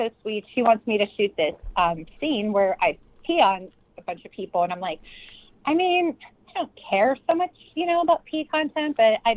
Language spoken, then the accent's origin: English; Pittsburgh, Pennsylvania, United States; we're both from Pittsburgh